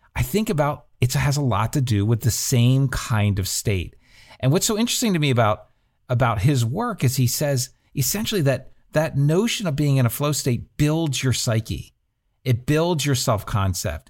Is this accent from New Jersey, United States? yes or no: yes; New Jersey, United States; I grew up in New Jersey